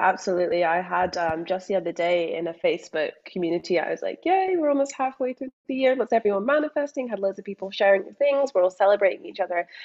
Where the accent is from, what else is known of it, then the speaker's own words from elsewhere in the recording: Scotland, United Kingdom; accent: Scottish; also born or lived in England; now in Australia; but also born in England, growing up in Scotland, moving to Australia, being surrounded at school by people who are like, okay, you sound Scottish